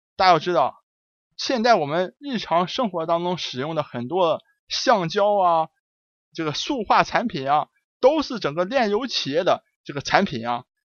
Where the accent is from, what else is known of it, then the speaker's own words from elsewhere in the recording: China; 我们中国人